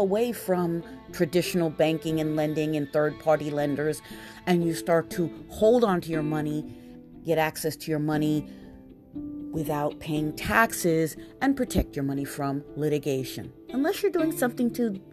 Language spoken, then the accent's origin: English; New York City, New York, United States; I'm born and raised in Queens, New York